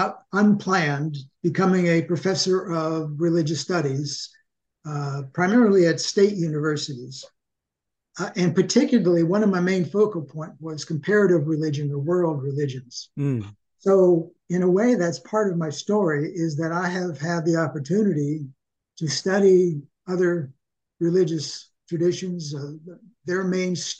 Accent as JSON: {"language": "English", "town": "Sharon", "region": "Pennsylvania", "country": "United States", "tie": "born or raised there", "also_born_or_lived": "Minnesota", "moved": "yes", "lives_now": "Ocala, United States", "said": "I was born in Sharon, Pennsylvania, 1945, which makes me 77 now"}